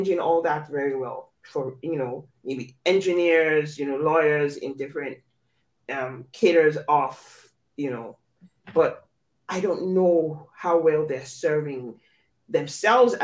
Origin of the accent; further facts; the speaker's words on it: Nigeria; I grew up in Nigeria